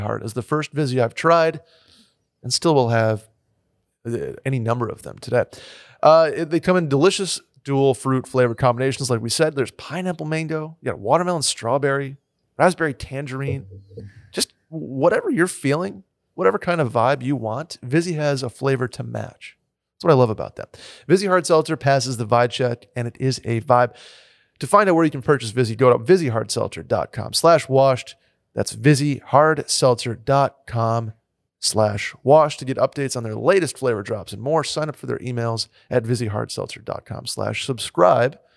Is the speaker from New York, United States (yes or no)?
yes; Saratoga Springs, New York, United States; moved away; growing up in Saratoga